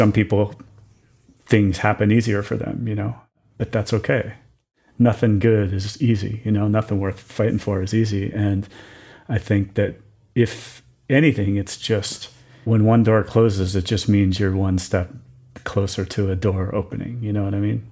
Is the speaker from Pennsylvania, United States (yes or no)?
yes; Wilkes-Barre, Pennsylvania, United States; moved away; I grew up in Pennsylvania.